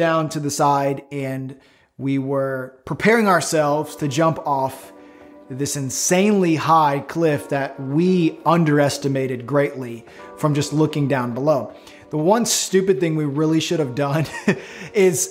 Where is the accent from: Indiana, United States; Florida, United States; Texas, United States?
Florida, United States; I'm from Florida